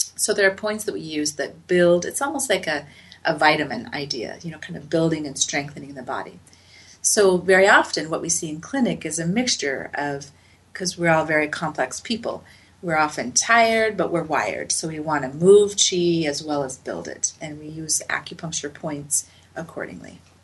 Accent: Salt Lake City, Utah, United States; I grew up in Salt Lake City

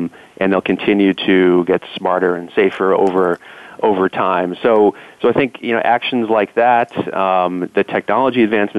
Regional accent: Boston, Massachusetts, United States; also born or lived in Silicon Valley; I'm from Boston

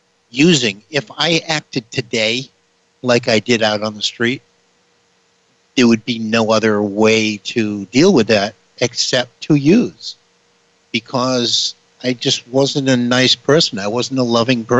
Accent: New Bedford, Massachusetts, United States; I am from New Bedford, Massachusetts

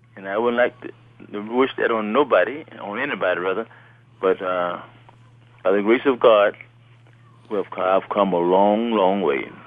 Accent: Midway, Alabama, United States; also born or lived in Birmingham, Alabama; I grew up in Midway, Alabama

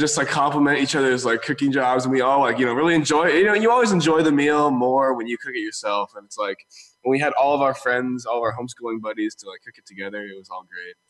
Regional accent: the Bay Area, California, United States; we're from the Bay, so I got to spend a lot of time at different places in the Bay

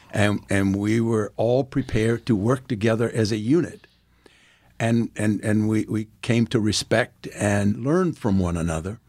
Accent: Farmville, Virginia, United States; moved away as an adult; also born or lived in South Africa; now in Gahanna, Ohio, United States; growing up in Farmville, my mother was a teacher

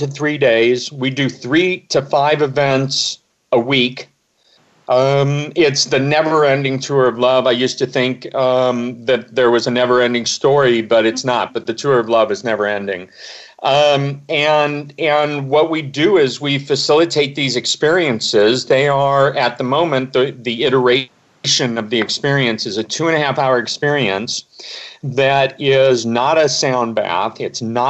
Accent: Omaha, Nebraska, United States; I grew up in Omaha, Nebraska

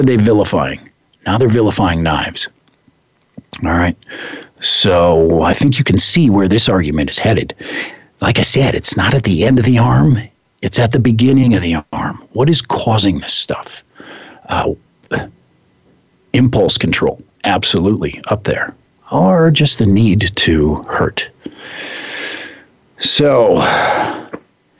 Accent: Midwest, United States; I grew up in the Midwest, and firearms were part of the landscape there

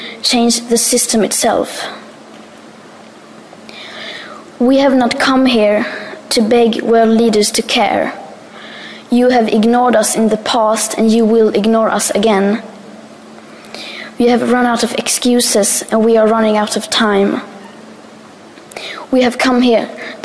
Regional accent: Sweden; I am 15 years old and I'm from Sweden.

